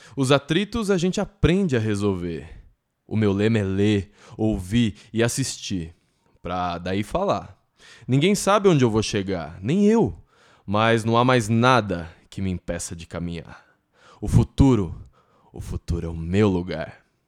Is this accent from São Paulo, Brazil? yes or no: yes; Santo André, São Paulo, Brazil; also born or lived in São Caetano do Sul / São Bernardo do Campo; Eu nasci em São Caetano, morei a vida toda em Santo André, estudei em São Bernardo e agora voltei para São Caetano.